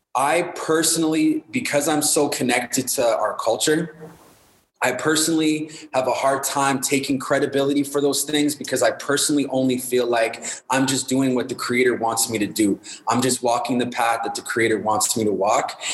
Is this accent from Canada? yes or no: yes; Winnipeg, Manitoba, Canada; I grew up in Winnipeg, Manitoba, Winterpeg, Manitoba, where the winters are cold, the mosquitoes are huge.